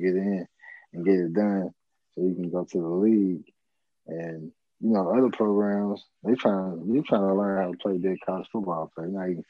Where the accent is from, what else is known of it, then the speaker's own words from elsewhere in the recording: North Louisiana, United States; we grew up in North Louisiana, man.